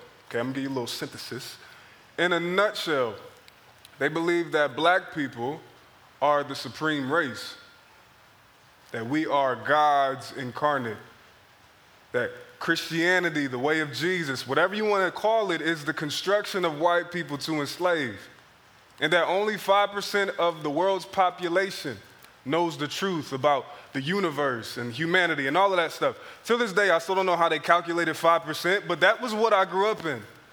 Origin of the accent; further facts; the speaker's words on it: Philadelphia, Pennsylvania, United States; moved away; growing up in Philadelphia was a very interesting experience